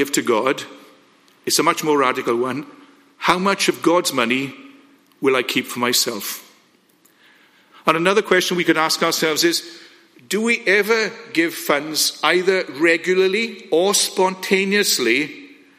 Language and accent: English; Wales, United Kingdom; I absolutely love being Welsh